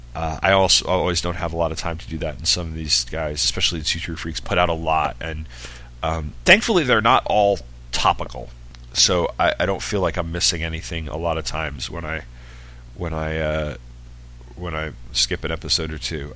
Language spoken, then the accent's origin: English; New York, United States; I'm from New York